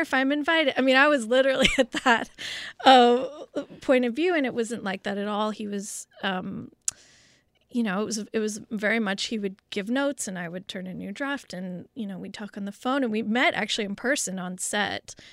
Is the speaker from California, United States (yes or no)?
yes; Los Angeles, California, United States; growing up in West L A at the time of O J